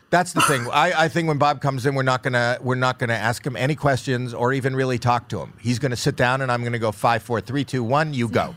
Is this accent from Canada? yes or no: yes; Toronto, Ontario, Canada; moved away; that's my hometown